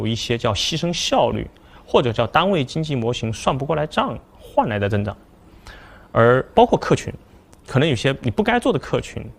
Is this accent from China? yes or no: yes; China; 我们中国人的勤奋